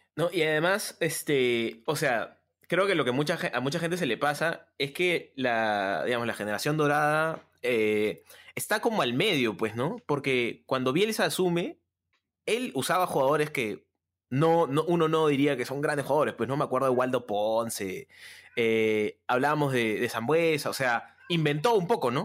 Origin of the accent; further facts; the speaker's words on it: Lima, Peru; a los peruanos como que, a los limeños en verdad